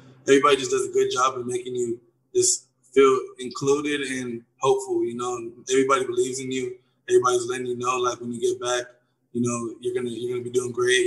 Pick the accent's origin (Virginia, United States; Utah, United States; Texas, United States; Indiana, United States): Texas, United States; Houston; also born or lived in Gainesville, Florida; I was born in Gainesville, Florida. And then I ended up moving to Houston. I grew up in Houston